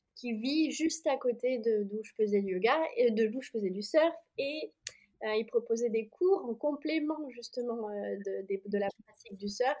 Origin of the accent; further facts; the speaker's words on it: Oyonnax, Auvergne-Rhône-Alpes, France; moved away as an adult; also born or lived in Annecy; j'étais dans ma ville natale. Euh, donc là, j'étais plus à Annecy à ce moment-là. J'étais rentrée euh, dans le Jura